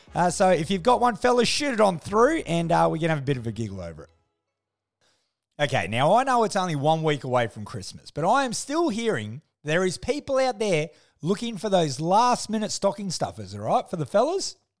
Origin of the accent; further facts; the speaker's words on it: Australia; as an Aussie